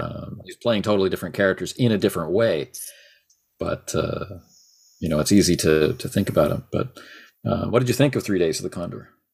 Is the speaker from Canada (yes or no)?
yes; Canada; I'm Canadian.